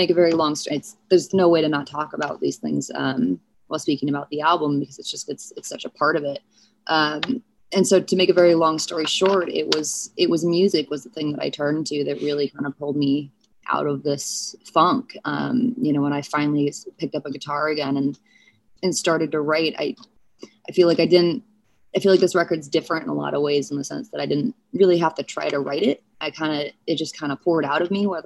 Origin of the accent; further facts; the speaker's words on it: St. Louis, Missouri, United States; born there; I was born in St. Louis.